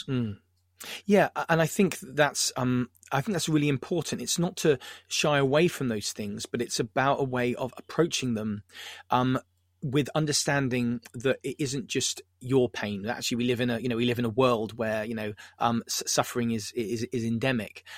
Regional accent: Southampton, South East England, United Kingdom; I'm from Southampton

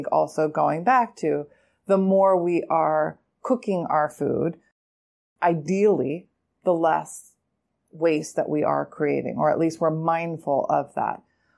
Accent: New York City, New York, United States; I'm a New Yorker. I see it. I live in this city as well.

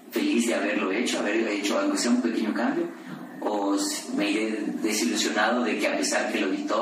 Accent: Yucatán, Mexico; yo soy de Yucatán

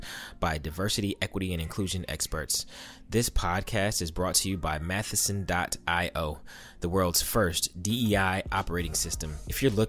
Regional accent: the South, United States; I'm from the South

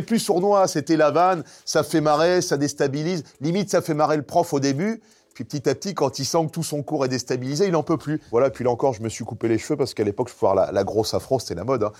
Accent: Nogent-sur-Marne, Île-de-France, France; J'ai grandi à Nogent-sur-Marne

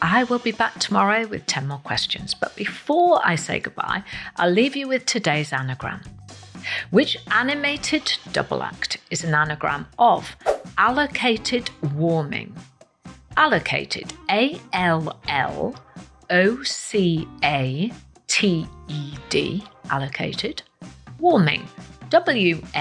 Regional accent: Wales, United Kingdom; I am Welsh.

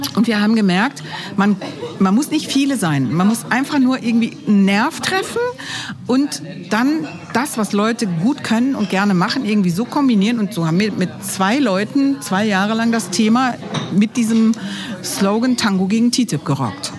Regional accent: Cologne, North Rhine-Westphalia, Germany; now in Minden, Germany; ich bin Überzeugungsmindenerin, ursprünglich aus Köln

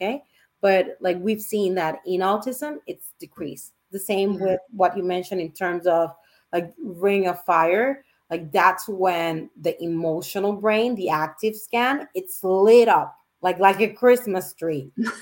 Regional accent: Puerto Rico; now in Miami, United States; I'm from Puerto Rico, so I'm an island girl.

